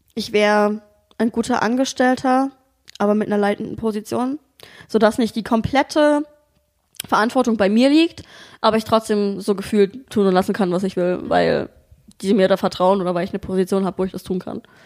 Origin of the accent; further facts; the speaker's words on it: Dresden, Saxony, Germany; moved away as an adult; also born or lived in Bremen / Hamburg; now in Berlin, Germany; ich komme eigentlich aus Dresden, ähm, hab dann mal ein Jahr in Bremen, schrägstrich Hamburg gewohnt